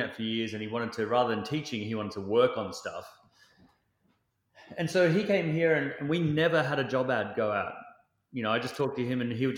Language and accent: English; Australia; as an Australian